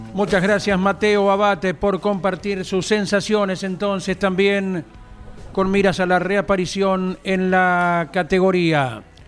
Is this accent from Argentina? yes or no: yes; Lobería, Buenos Aires Province, Argentina